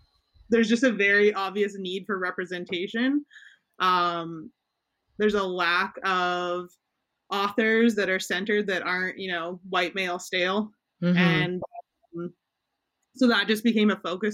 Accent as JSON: {"language": "English", "town": "Edmonton", "region": "Alberta", "country": "Canada", "tie": "born or raised there", "said": "I grew up in Edmonton"}